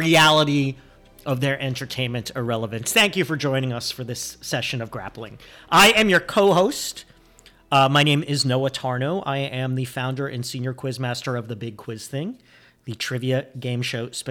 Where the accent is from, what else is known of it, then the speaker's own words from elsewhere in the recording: New Jersey, United States; moved away; also born or lived in New York; I grew up in New Jersey